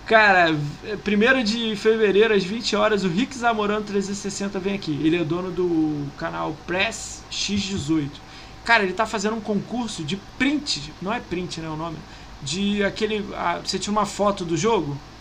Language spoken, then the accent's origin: Portuguese; Niterói, Rio de Janeiro, Brazil; Eu sou de Niterói, mano, do lado da ponte